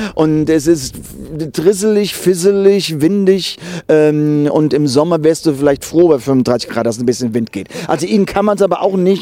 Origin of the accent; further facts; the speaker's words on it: Germany; moved away as an adult; die 19 Jahre dort aufgewachsen